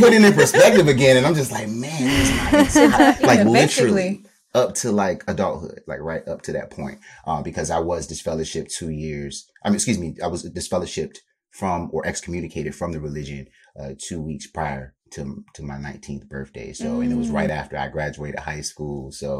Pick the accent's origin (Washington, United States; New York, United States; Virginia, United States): Virginia, United States; I grew up in Virginia, Southern Virginia, so the Tidewater area for anybody in the 757. I pretty much grew up down there.